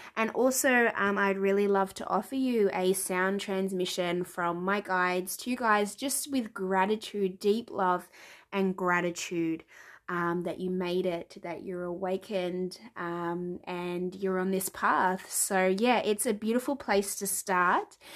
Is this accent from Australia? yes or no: yes; Melbourne, Victoria, Australia; now in New Zealand; I was born in Melbourne. I'm currently living in Aotearoa, the land of the long white cloud, New Zealand